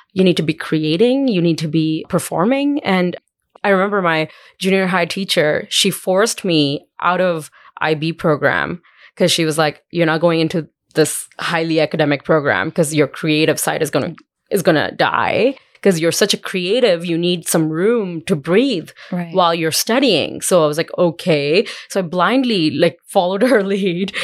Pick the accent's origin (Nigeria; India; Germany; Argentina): India; now in Calgary, Canada; When I was growing up in India